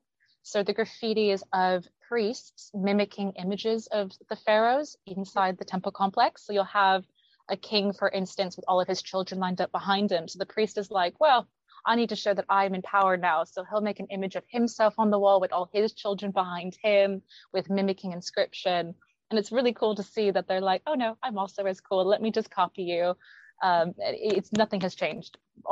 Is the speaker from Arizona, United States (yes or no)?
yes; Arizona, United States; now in London, United Kingdom; everyone in the UK can pinpoint I'm American, and everyone in the US always goes, oh, where are you from? And then I'm like, oh, I'm from Arizona, but I live in London.